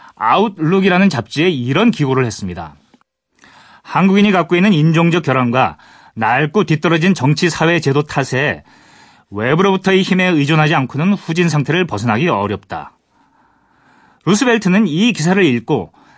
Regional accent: Gangwon, South Korea; 제가 고향이 강원도인데 사실은 이제 이쪽 저그 영서 쪽에 있어가지고

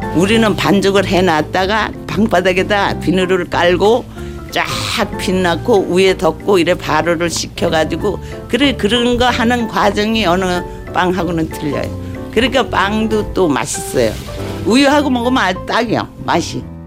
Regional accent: Gangwon, South Korea; now in Seoul, South Korea; 강원도에서 자랐으니까 엄마하고 같이 했으니 팥죽도 잘 쓰고

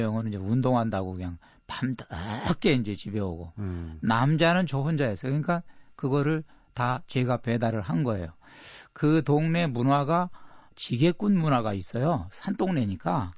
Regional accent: South Korea; 나 한국에서 왔다.

